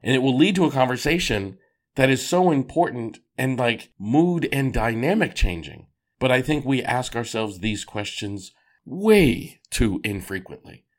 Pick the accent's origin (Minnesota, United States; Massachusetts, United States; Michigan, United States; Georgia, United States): Massachusetts, United States; Boston; I grew up in Boston, Massachusetts